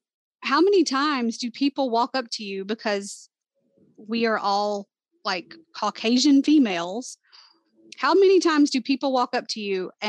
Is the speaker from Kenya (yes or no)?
no; Southern United States, United States; Like, we're from the South. We sound like we're from the South.